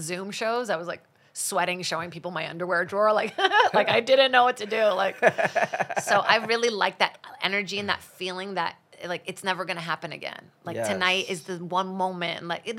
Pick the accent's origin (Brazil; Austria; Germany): Brazil; English is a second language; I think TV was kind of like a comforting thing for me when I didn't speak English.